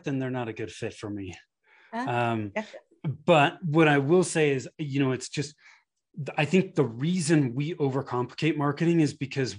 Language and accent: English; California, United States; moved away as an adult; now in Denver, United States; I grew up in Northern California in the Bay Area. My wife and I moved to the Denver area in 2008, been here ever since.